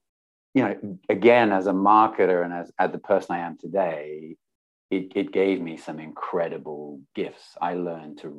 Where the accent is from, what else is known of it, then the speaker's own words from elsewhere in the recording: Pinnaroo, South Australia, Australia; I grew up in a country town in South Australia called Pinneroo